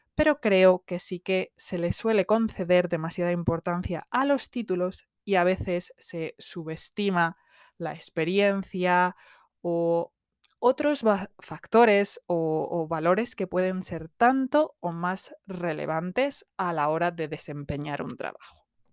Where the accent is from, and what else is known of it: Spain; also born or lived in south of England; now in England, United Kingdom